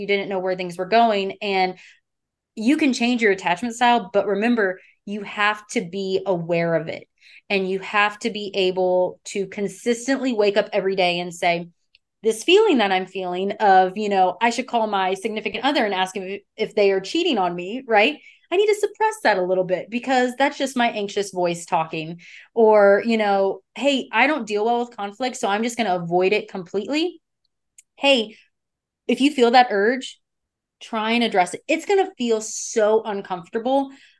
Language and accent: English; the South, United States; because I'm from the South.